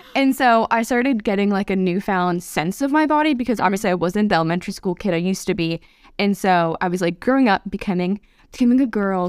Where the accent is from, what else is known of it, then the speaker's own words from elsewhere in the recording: north of Atlanta, Georgia, United States; also born or lived in Pennsylvania; I left Pennsylvania when I was three, so I have mainly grown up in Georgia, about forty-five minutes north of Atlanta